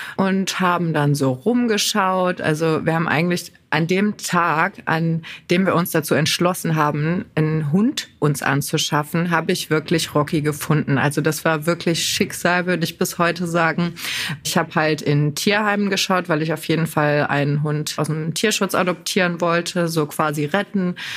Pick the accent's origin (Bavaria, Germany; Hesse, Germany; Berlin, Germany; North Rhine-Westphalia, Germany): North Rhine-Westphalia, Germany; bei uns in NRW